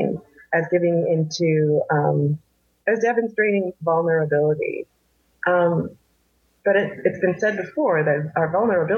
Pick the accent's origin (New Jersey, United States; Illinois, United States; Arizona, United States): New Jersey, United States; I'm from New Jersey, worked in New York